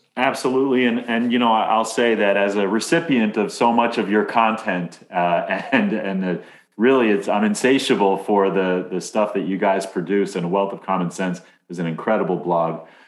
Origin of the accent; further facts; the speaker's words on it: Amityville, New York, United States; I'm from Amityville.